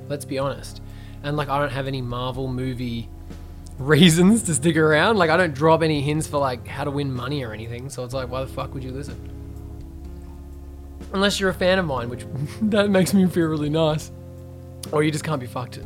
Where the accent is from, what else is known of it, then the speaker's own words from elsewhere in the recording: Geelong, Victoria, Australia; I'm from Geelong